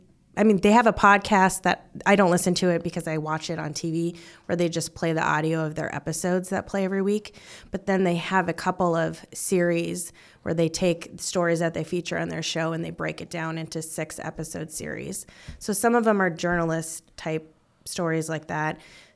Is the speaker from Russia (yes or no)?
no; Bismarck, North Dakota, United States; moved away as an adult; also born or lived in Fargo, North Dakota / Minot, North Dakota; now in Omaha, United States; I am from Bismarck, North Dakota, the capital.